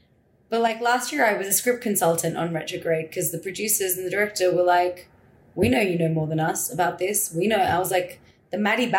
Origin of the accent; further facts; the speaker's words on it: Perth, Western Australia, Australia; accent: Australian; moved away as an adult; also born or lived in India / Mumbai; So I was born there, brought up there.